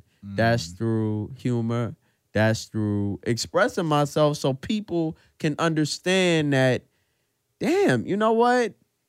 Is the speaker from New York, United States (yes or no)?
yes; New York City, New York, United States; we're from Brooklyn